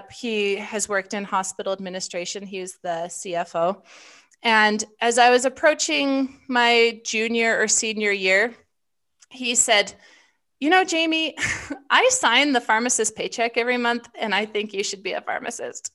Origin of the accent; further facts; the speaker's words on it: Wyoming, United States; I grew up in Wyoming and chose University of Wyoming